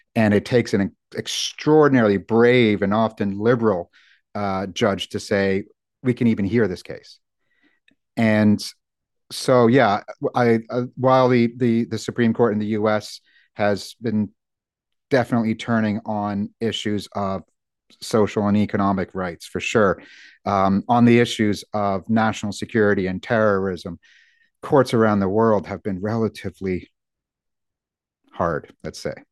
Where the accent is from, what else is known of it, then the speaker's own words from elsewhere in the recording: United States; now in United Kingdom; as an American